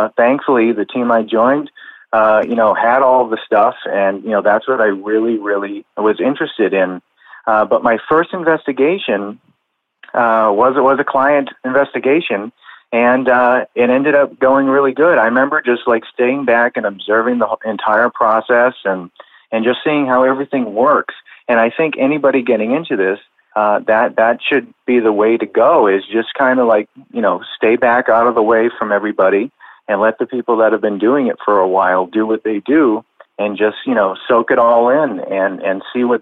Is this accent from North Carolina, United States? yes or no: no; Massachusetts, United States; the house we grew up in Massachusetts was really active